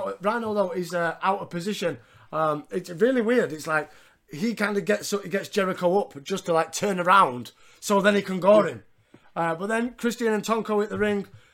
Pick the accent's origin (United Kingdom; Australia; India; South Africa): United Kingdom; Yorkshire and the Humber; I'm a Yorkshireman